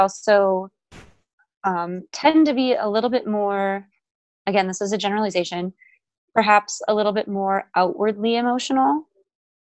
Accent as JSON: {"language": "English", "region": "Wisconsin", "country": "United States", "moved": "as an adult", "lives_now": "Texas, United States", "said": "I'm from Wisconsin originally"}